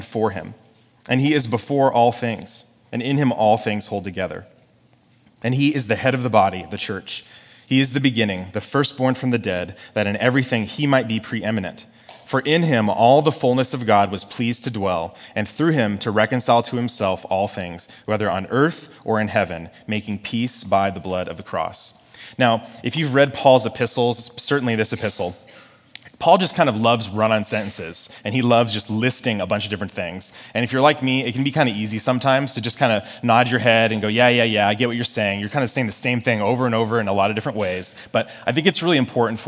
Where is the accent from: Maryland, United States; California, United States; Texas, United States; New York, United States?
California, United States; Sonoma County; moved away as an adult; now in Southern California, United States; I grew up in Sonoma County, so I'm kind of new to Southern California